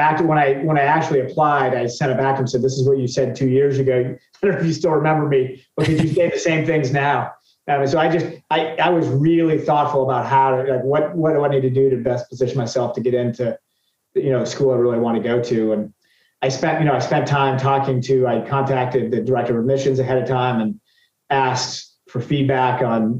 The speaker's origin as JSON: {"language": "English", "town": "Boston", "region": "Massachusetts", "country": "United States", "tie": "born or raised there", "said": "I grew up in Boston"}